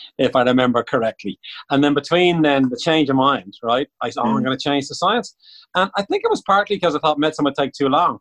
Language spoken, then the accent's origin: English; Bray, Leinster, Ireland; I'm from Bray, County Wicklow